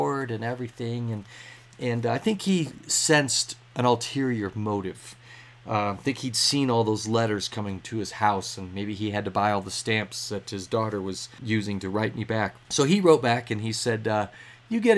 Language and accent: English; United States; I'm from America. I'm working here for the summer.